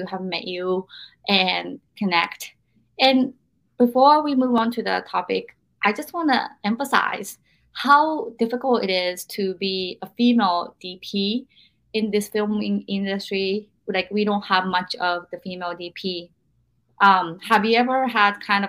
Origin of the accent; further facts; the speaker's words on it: Japan; moved away; also born or lived in Washington State, United States; I'm from Japan originally